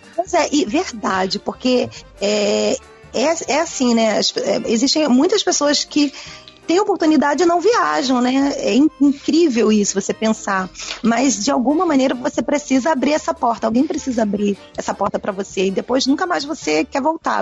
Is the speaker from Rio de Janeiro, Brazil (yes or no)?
yes; Rio de Janeiro, Brazil; also born or lived in Hungary; sendo carioca, né, e morando aqui